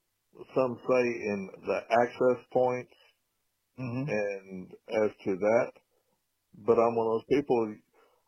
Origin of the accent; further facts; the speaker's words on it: Gillespie County, Texas, United States; I was born and raised in Gillespie County, sixth-generation landowner here